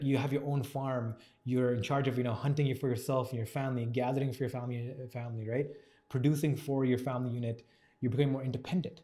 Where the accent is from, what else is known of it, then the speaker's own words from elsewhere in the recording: Toronto, Ontario, Canada; I grew up in Scarborough